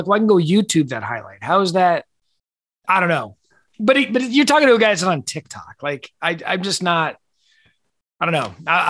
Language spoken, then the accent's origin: English; Arizona, United States; growing up in Arizona